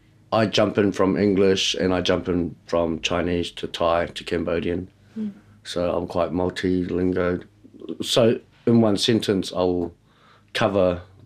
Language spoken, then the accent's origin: English; New Zealand; Growing up in New Zealand, it was it's so different coming to another country and trying to fit